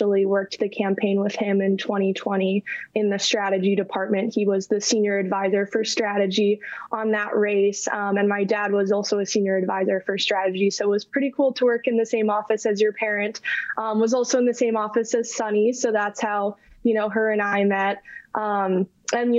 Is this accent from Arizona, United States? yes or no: no; Chicago, Illinois, United States; now in New York, United States; I'm originally from Chicago and living in New York now.